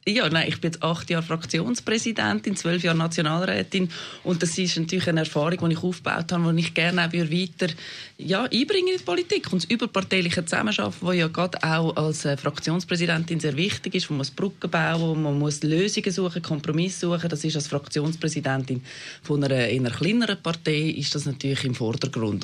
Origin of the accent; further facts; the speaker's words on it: Weisslingen, Zurich, Switzerland; moved away as an adult; now in Zurich, Switzerland; ich wohne hier in der Stadt Zürich, bin äh, auf dem Land aufgewachsen